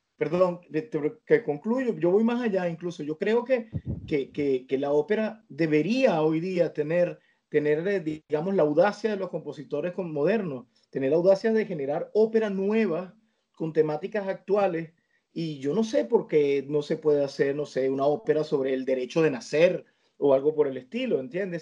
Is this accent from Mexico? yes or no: no; Venezuela; moved away; el vínculo con mi tierra, con mi gente